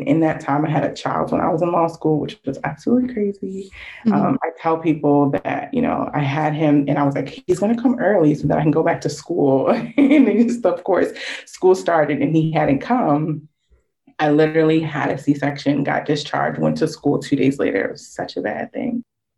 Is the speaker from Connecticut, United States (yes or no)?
yes; Connecticut, United States; I grew up in Connecticut, was born in Connecticut, and so that's where I lived for a while.